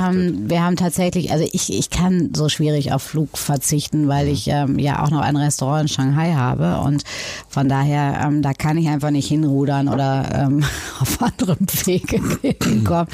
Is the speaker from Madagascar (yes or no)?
no; North Rhine-Westphalia, Germany; now in Hamburg, Germany; ich in Nordrhein-Westfalen groß geworden bin